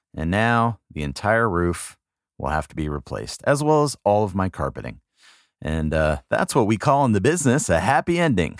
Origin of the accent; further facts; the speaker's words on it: Southern California, United States; moved away as an adult; also born or lived in Wildwood, New Jersey; growing up in Southern California